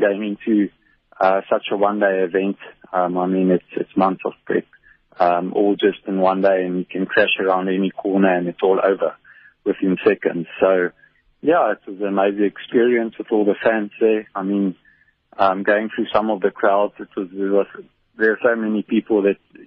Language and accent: English; South Africa; as a South African